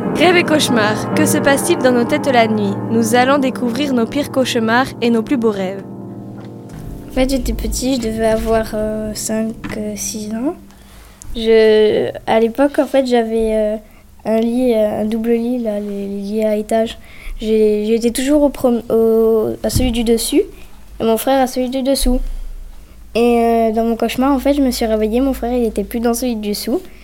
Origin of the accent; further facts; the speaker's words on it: Mercier-Lacombe, Algeria; moved away as an adult; now in France; en Algérie, à Mercier-la-Combe